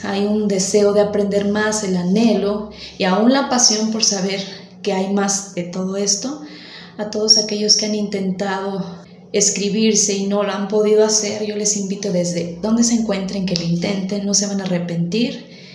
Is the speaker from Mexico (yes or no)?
yes; Mexico; soy mexicana y soy estudiante de la lengua árabe